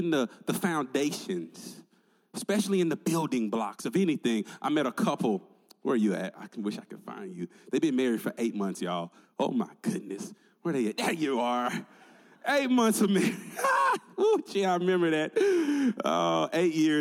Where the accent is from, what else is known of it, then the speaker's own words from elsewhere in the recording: Tennessee, United States; moved away; I'm originally from Tennessee